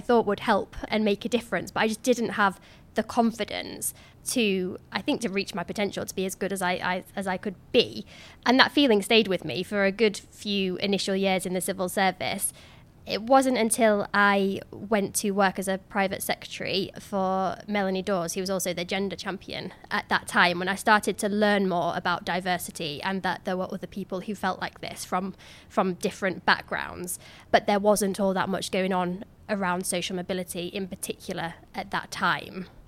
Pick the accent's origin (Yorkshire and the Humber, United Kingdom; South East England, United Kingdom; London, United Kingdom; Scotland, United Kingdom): Yorkshire and the Humber, United Kingdom; Cleethorpes; moved away as an adult; my hometown of Cleethorpes